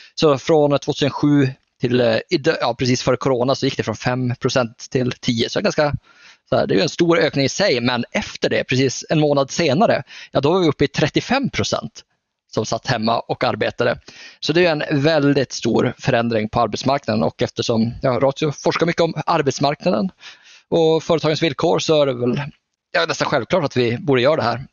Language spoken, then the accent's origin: Swedish; Norrland, Sweden; jag är ju norrlänning